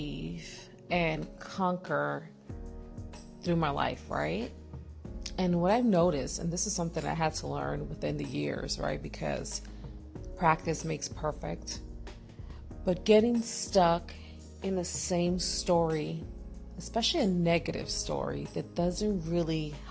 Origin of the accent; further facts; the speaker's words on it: New York City, New York, United States; I'm actually born and raised in East New York, Brooklyn